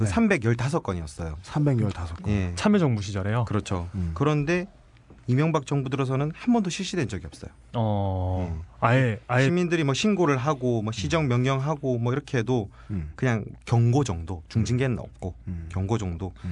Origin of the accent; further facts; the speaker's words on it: Busan, South Korea; 제가 부산 사람이라서